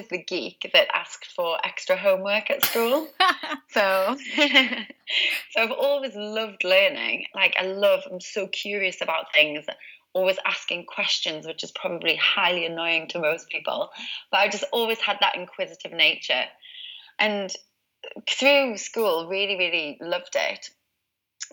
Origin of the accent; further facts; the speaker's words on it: Newcastle upon Tyne, North East England, United Kingdom; I'm originally from Newcastle, as you can probably tell by the accent.